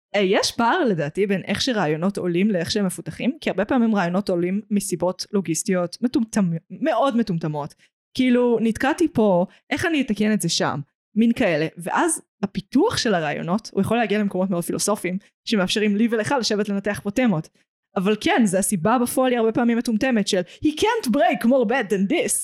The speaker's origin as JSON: {"language": "Hebrew", "country": "Israel", "said": "בתור ישראלית"}